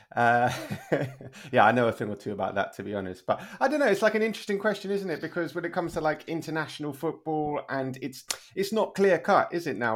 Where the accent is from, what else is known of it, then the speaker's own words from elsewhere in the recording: London, United Kingdom; moved away as an adult; now in Spain; I was born and raised in London, but I've been living in Spain for the last twelve years